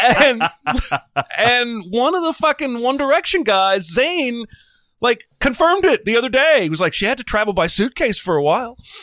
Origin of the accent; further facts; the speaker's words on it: United States; I'm American